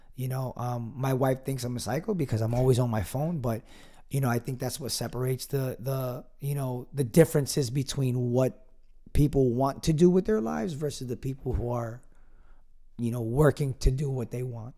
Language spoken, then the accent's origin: English; Piscataway, New Jersey, United States; my hometown of Piscataway, New Jersey